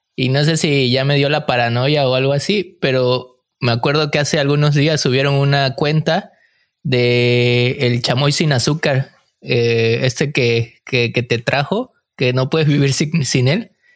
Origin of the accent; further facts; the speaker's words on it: Mexico; moved away as an adult; now in Canada; somos mexicanos y estamos aquí pues en Canadá